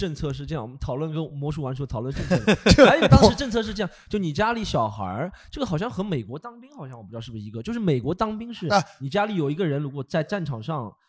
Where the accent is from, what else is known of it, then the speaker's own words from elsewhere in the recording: Shanghai, China; 我是上海土生土长长大的